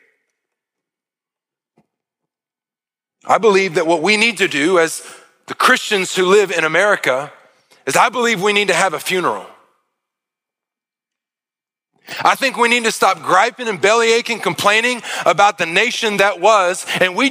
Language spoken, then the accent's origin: English; United States; I was blessed beyond measure to be born in this country.